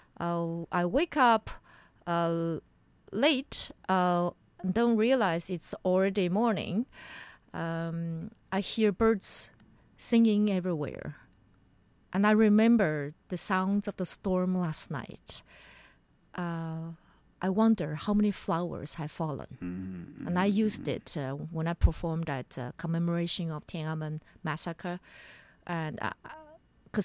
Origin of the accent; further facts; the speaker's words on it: Sichuan, China; moved away; I call myself a Mongol from Sichuan. I grew up in Sichuan